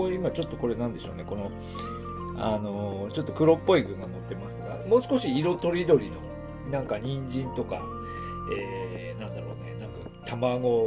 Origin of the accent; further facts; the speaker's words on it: Aomori, Japan; also born or lived in Iiyama, Nagano (mother's hometown); now in Niigata, Japan; 私青森から直江津経由で飯山まで行くというケースが、